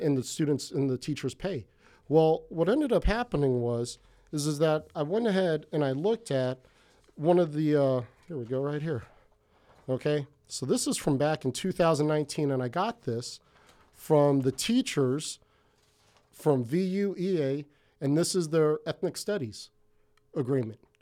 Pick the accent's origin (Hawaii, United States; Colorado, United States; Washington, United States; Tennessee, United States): Hawaii, United States; now in Ventura, United States; from Hawaii, that's where I felt the most comfortable in my life. So I'm not Hawaiian, um, not an islander or anything like